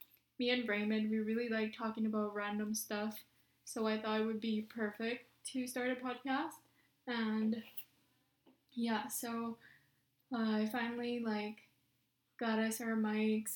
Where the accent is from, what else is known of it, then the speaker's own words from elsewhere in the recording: Philippines; I'm Filipino. I'm from the Philippines.